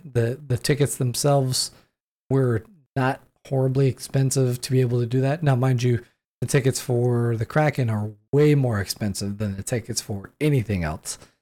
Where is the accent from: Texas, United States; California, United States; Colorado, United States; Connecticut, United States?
California, United States; San Diego; moved away as an adult; now in Washington State, United States; I grew up in San Diego